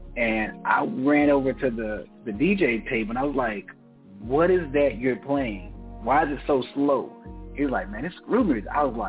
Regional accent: Houston, Texas, United States; I hail from the South Side of Houston, man. South Park.

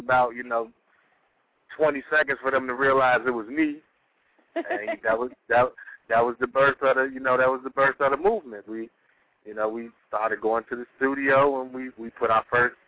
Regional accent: Chicago, Illinois, United States; also born or lived in Bellwood; we're from the Lawndale community

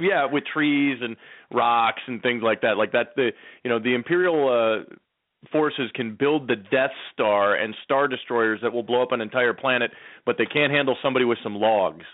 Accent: Detroit, Michigan, United States; now in Seattle, United States; growing up in Detroit

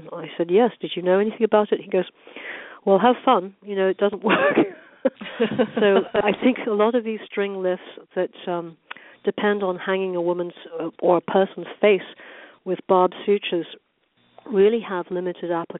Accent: United Kingdom; also born or lived in London, England / Orange County, California; now in Newport Beach, United States; growing up in Britain

